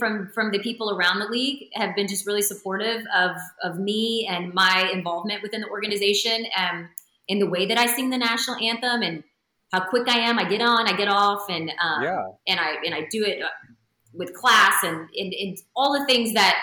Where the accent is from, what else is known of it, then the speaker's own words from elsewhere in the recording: Texas, United States; I'm Texan. I'm a country girl.